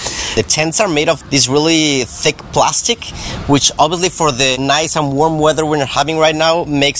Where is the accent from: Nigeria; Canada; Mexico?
Mexico; And we're from Mexico.